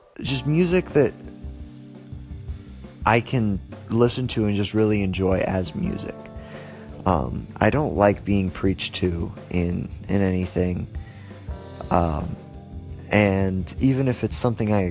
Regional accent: Ohio, United States; my home state of Ohio

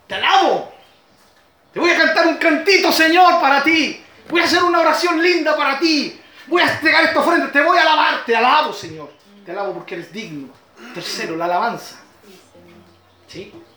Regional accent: Chile; mi Chile

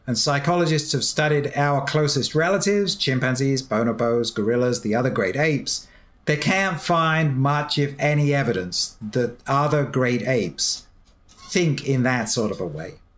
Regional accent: United Kingdom; I can say this as a Brit

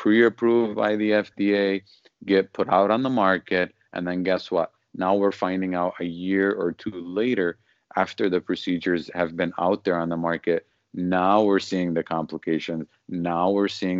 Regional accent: Detroit, Michigan, United States; moved away as an adult; now in Los Angeles, United States; I'm originally from Detroit. I moved to the LA area here in California just over a year ago

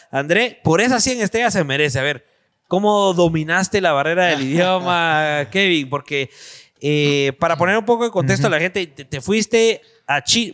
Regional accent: Guatemala City, Guatemala Department, Guatemala; en las colonias, por, lo menos en la zona 7, en la floresta, que es donde nosotros crecimos también

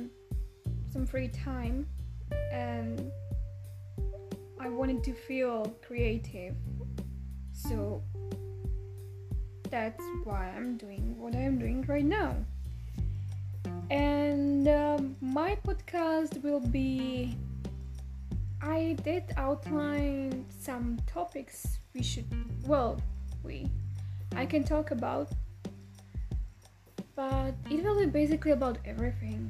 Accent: Bratislava, Bratislava Region, Slovakia; English is a second language; moved away as an adult; now in Vancouver, Canada; I'm originally from Slovakia, from the capital, Bratislava

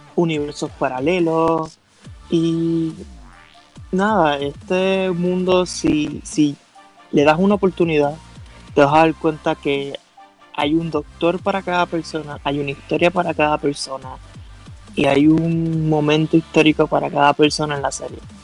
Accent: Puerto Rico; yo también soy puertorriqueño. Vivo en la isla

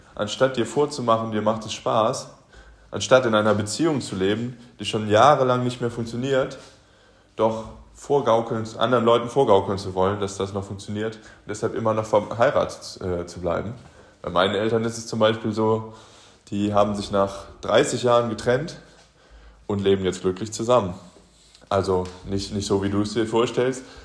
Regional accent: Aachen, North Rhine-Westphalia, Germany; moved away; in meiner Heimatstadt, ich komme ursprünglich aus Aachen

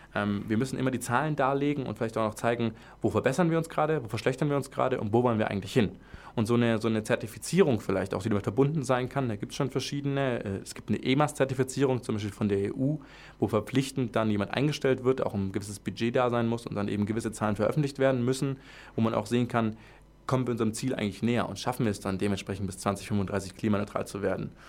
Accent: Swabia, Baden-Württemberg, Germany; accent: Swabian; als Schwabe

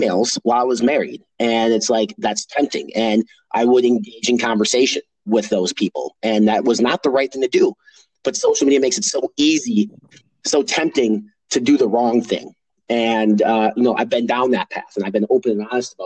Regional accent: Midwest, United States; I was raised in the Midwest

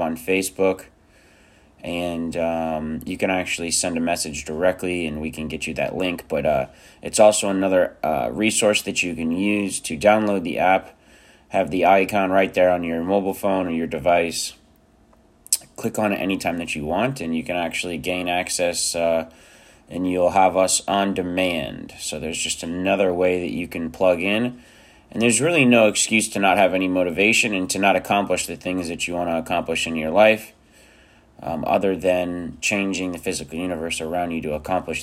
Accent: South Florida, United States; also born or lived in Romania; I grew up in South Florida.

